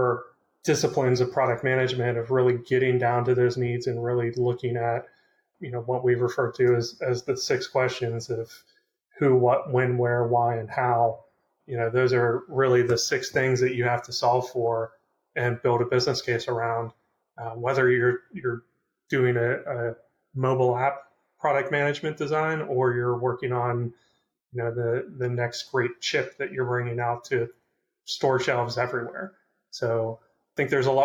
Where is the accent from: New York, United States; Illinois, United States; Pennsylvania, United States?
Pennsylvania, United States; Pittsburgh; I'm from Pittsburgh and they gave me the opportunity to get back here and be closer to family